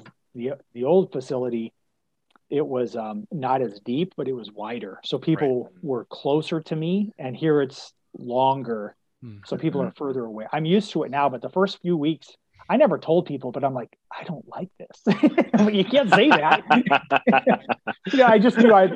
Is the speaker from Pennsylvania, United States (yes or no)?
no; Spokane, Washington, United States; also born or lived in West Michigan; now in Phoenix, United States; living in Phoenix compared to growing up in Spokane or living in West Michigan